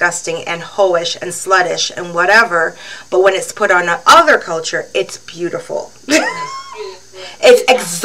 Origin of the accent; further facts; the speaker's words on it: Barbados; now in Canada; When I first came here, they'll say, where are you from? I say, Barbados